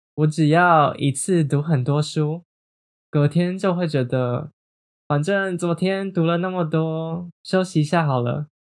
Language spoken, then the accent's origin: Chinese; Taiwan; 我在台湾长大，我的身份认同是台湾人。或是像是我今年二十四岁